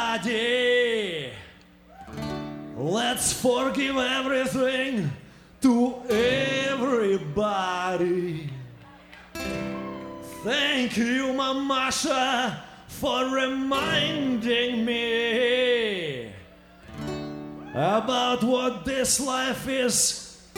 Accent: Ukraine; moved away; I'm from Ukraine

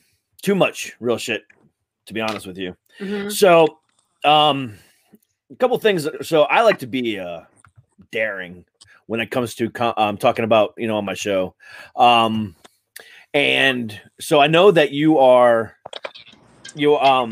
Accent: Ohio, United States; also born or lived in Florida; now in Virginia, United States; I'm originally from Ohio

